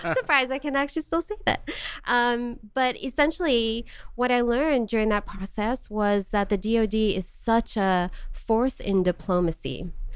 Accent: Johannesburg, Gauteng, South Africa; moved away as an adult; also born or lived in Charlotte, North Carolina / Missouri; now in United States; I was born in Johannesburg, South Africa, and lived there for eighteen years, born and raised.

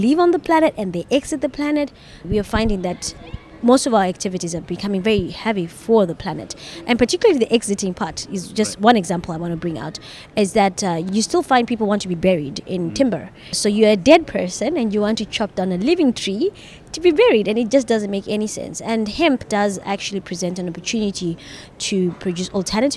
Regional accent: Zimbabwe; I'm from Zimbabwe.

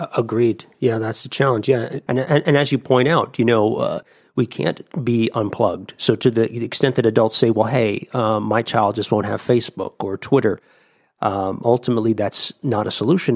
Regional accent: New Jersey, United States; moved away; I'm originally from New Jersey

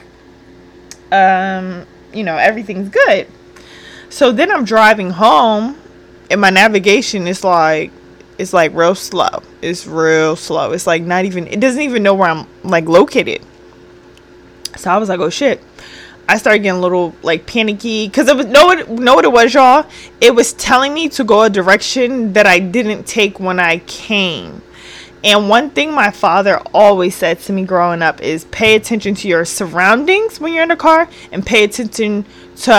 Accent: New Jersey, United States; moved away; I'm not from the area I live in, you know? So I'm from Jersey, so it's very different

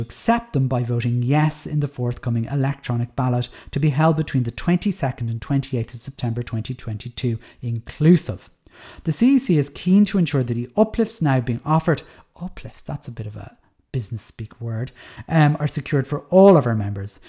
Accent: Dublin, Leinster, Ireland; moved away; I'm from Dublin

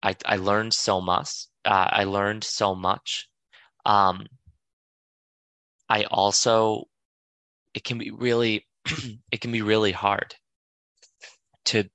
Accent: Boston, Massachusetts, United States; moved away as an adult; also born or lived in New York; I moved back from New York. I moved back to Boston to be closer to my family

